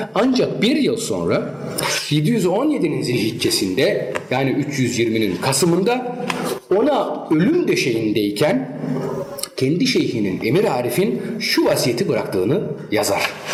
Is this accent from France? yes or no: no; Germany; Çünkü Almanya doğumluyum. Yani bütün malzeme hep Almanya'da geçmiştir. Ee, Almanya'da büyüdüm